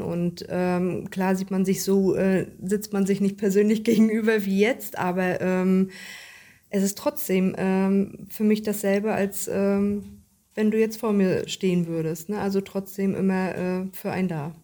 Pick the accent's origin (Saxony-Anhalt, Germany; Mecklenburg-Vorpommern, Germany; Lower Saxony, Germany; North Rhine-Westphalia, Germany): Mecklenburg-Vorpommern, Germany; Richtenberg; Ich komme aus Richtenberg